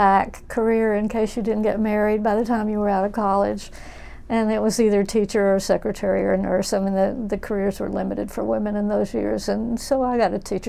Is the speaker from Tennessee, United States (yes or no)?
yes; Memphis, Tennessee, United States; moved away as an adult; also born or lived in Texas; now in Ananda Village, California, United States; I was born in Memphis, Tennessee, and lived there till I was 18, and then I lived in Texas for another 16 or so years before I moved to California.